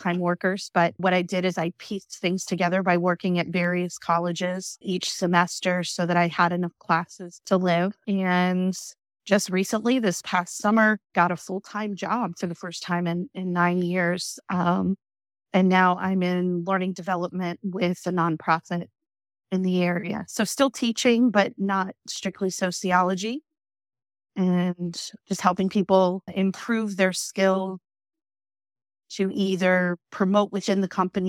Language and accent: English; Indiana, Pennsylvania, United States; now in Richmond, United States; I grew up in Western Pennsylvania in a small town not far from Pittsburgh